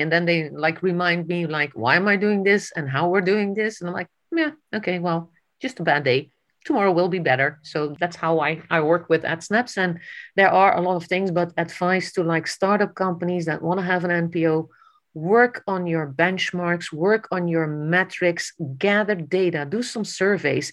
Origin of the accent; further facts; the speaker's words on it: Netherlands; I grew up in the Netherlands